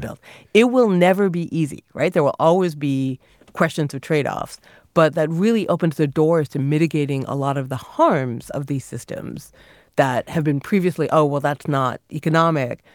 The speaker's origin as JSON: {"language": "English", "area": "near Niagara Falls", "region": "Ontario", "country": "Canada", "tie": "born or raised there", "said": "I grew up near Niagara Falls"}